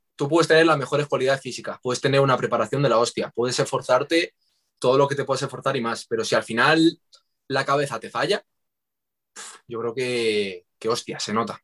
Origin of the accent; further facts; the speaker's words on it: Madrid, Community of Madrid, Spain; los dos somos de Madrid